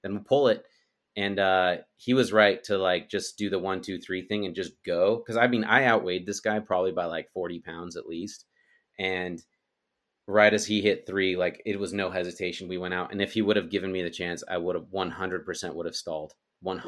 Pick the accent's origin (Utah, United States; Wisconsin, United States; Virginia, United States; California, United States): Utah, United States; moved away; also born or lived in Texas; At the time I lived in Texas, but I'm from Utah